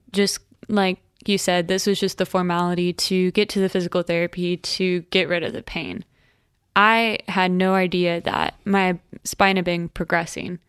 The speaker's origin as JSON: {"language": "English", "town": "Tulsa", "region": "Oklahoma", "country": "United States", "said": "I'm from Tulsa, Oklahoma, and I'm 22, and I'll be 23 next week."}